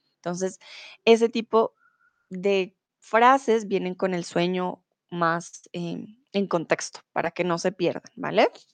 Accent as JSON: {"language": "Spanish", "country": "Colombia", "moved": "yes", "lives_now": "Germany", "said": "soy de Colombia, comúnmente vivo en Alemania y ahora estoy en eh, mi país, en Colombia"}